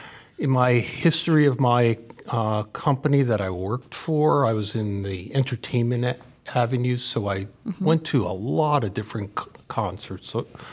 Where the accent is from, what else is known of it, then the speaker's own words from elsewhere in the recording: Northern New Jersey, United States; Well, I am from Jersey.